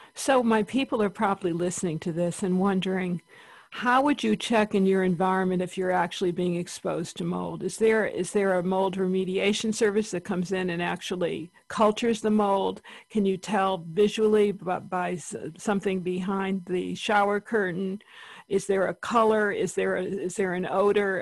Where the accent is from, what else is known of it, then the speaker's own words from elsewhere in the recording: East Coast, United States; I'm from the East Coast